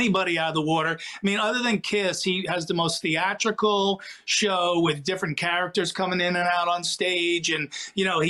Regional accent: New Jersey, United States; I'm a goofball from New Jersey

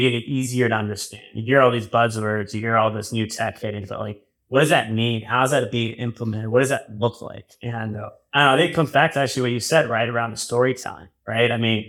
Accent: New York, United States; I come from New York. So that's always been in our blood.

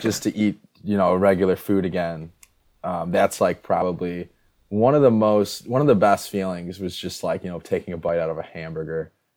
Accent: Midwest, United States; I'm from the north. I mean, I'm from the Midwest

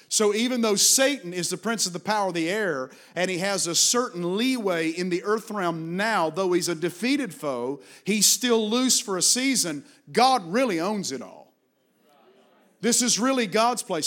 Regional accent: Virginia, United States; Virginia is my home state

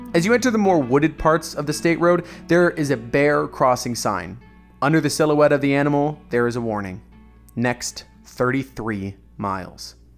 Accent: Orlando, Florida, United States; about an hour north of my hometown of Orlando

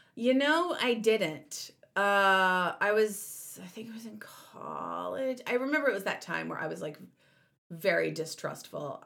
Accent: the South, United States; growing up in the South

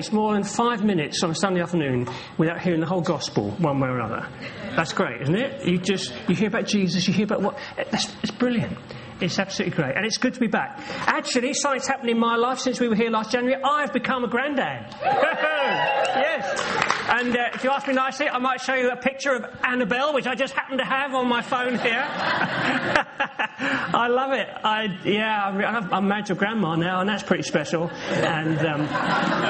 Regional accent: London, United Kingdom; also born or lived in Norwich; now in Norfolk, United Kingdom; I was born here in London. I'm a Londoner. I am from around these parts. I was born in Peckham, just over the way.

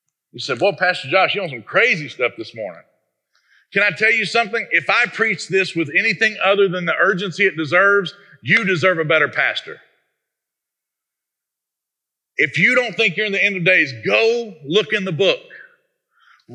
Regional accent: United States

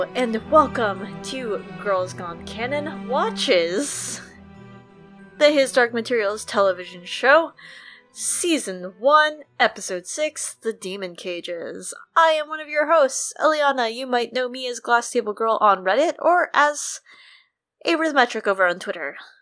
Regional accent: United States; as an American

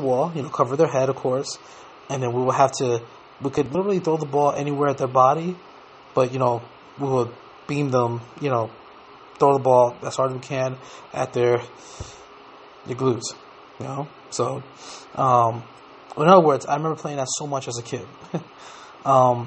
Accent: New York, United States; when I was growing up in New York, when we played outside a lot

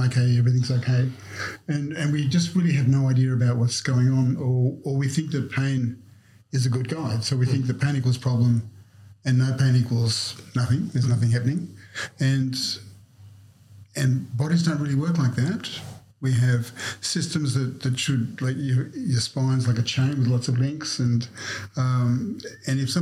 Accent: Snowy Mountains, New South Wales, Australia; I grew up in the Snow Mountains

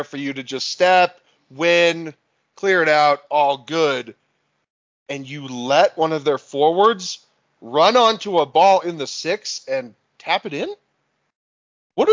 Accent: United States; I'm an American

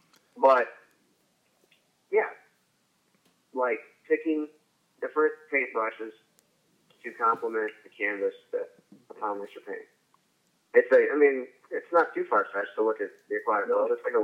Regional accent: Illinois, United States; I grew up in Southern Illinois. Sometimes I go home to see my family.

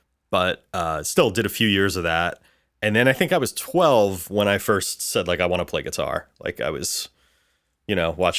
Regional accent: Bayonne, New Jersey, United States; also born or lived in Dallas; I grew up in New Jersey. I was actually born in Texas, in Dallas, but I grew up in Bayonne, New Jersey.

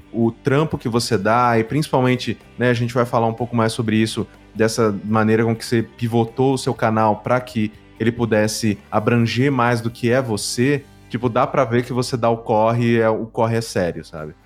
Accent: São Paulo, Brazil; por mais que tenha vindo da ZL também, eu vim da Vila Prudente

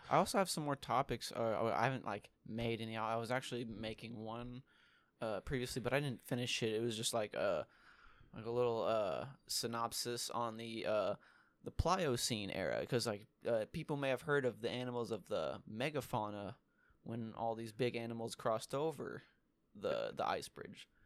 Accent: United States; I'm American

